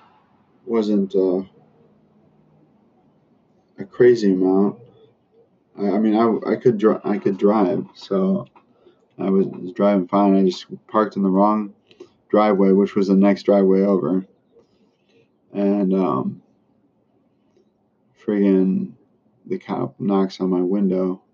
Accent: Philippines; moved away; I grew up in the Philippines

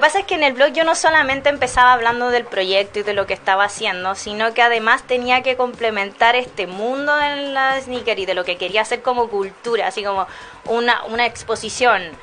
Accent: Chile; como siendo chileno

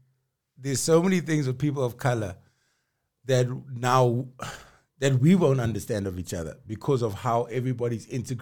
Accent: Durban, KwaZulu-Natal, South Africa; now in Johannesburg, South Africa; Growing up in Durban and going to Zululand

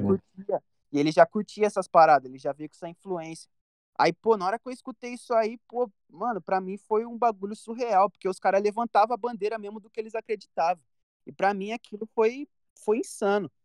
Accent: Campinas, São Paulo, Brazil; Eu, eu cresci e nasci no Parque Industrial, que é uma, re... é uma região aqui de Campinas

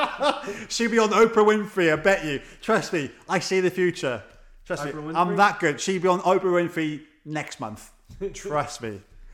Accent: Wales, United Kingdom; being Welsh

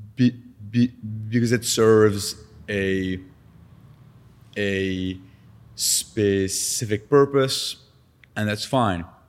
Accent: Lebanon; now in Canada; Growing up in Lebanon with a stutter

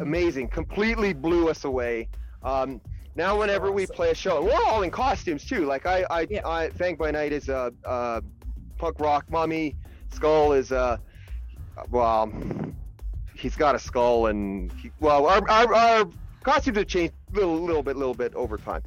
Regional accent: Burlington, Ontario, Canada; I'm from Burlington, Ontario

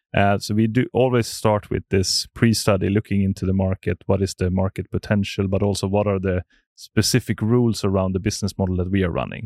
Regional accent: Sandviken, Gävleborg County, Sweden; I'm from Sandviken, which is in, uh, slightly north.

